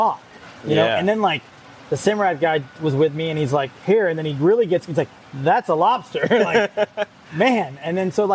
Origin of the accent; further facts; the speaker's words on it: Northeast Florida, United States; I'm from Northeast Florida